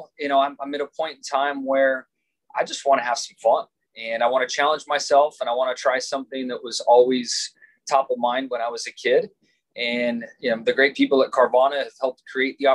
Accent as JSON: {"language": "English", "region": "Southern California", "country": "United States", "tie": "born or raised there", "said": "growing up in Southern California, as I did"}